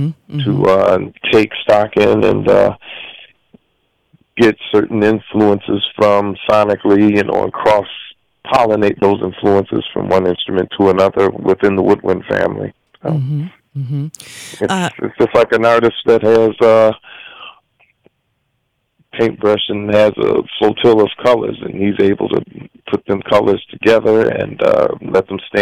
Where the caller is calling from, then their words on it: New York, United States; Calling you from my second home here in New York.